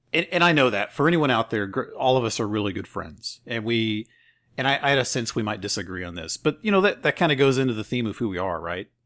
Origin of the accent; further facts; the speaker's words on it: the Bible Belt, United States; I grew up in the Bible Belt